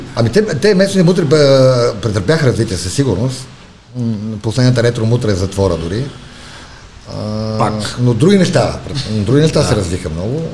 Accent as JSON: {"language": "Bulgarian", "town": "Sofia", "region": "Sofia City", "country": "Bulgaria", "tie": "born or raised there", "said": "Родом съм от Чупулка, от София."}